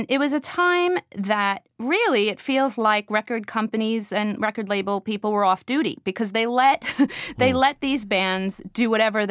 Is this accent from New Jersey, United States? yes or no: yes; Weehawken, New Jersey, United States; Growing up in Weehawken, New Jersey